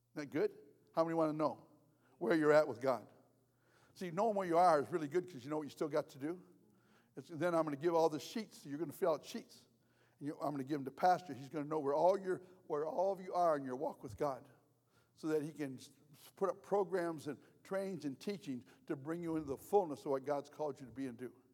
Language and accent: English; United States; I'm American.